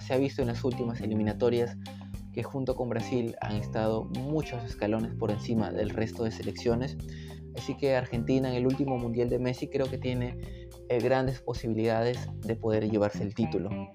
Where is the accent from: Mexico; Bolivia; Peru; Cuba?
Peru; Yo como peruano